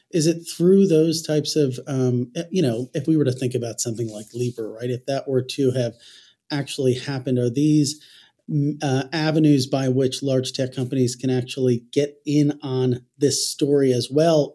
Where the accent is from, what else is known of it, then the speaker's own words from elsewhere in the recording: New Jersey, United States; accent: nasally Jersey; my nasally Jersey accent